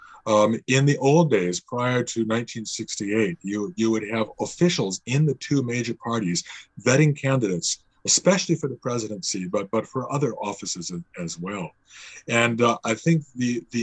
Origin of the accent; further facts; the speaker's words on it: Chicago, Illinois, United States; moved away as an adult; now in Canada; I grew up in the Chicago area